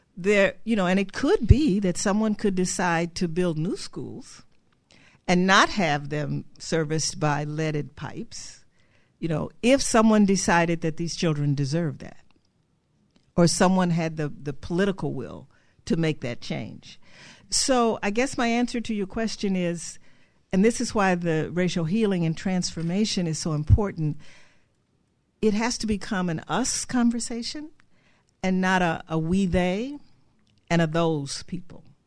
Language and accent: English; Cleveland, Ohio, United States; I grew up in Cleveland, Ohio